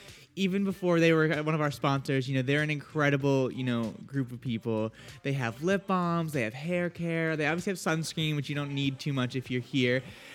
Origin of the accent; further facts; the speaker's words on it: New Hampshire, United States; It's funny because I'm from New Hampshire, and yet I am absolutely terrified of like the woods.